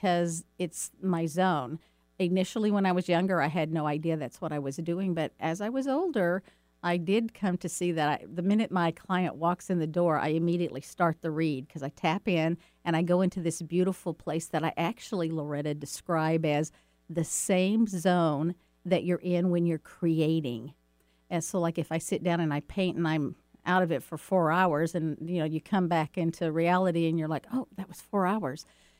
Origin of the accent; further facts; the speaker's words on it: Dallas, Texas, United States; back when I was a kid growing up in Dallas, Texas